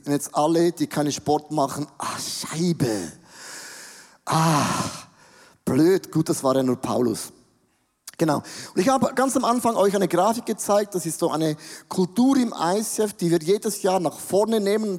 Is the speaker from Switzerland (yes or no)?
yes; Switzerland; wir sind Schweizer